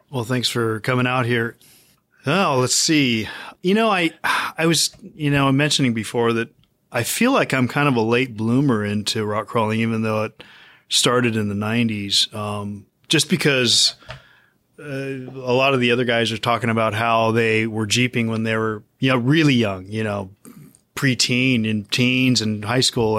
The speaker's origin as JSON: {"language": "English", "town": "Lodi", "region": "California", "country": "United States", "tie": "born or raised there", "said": "I grew up in Lodi, which is where our shop is"}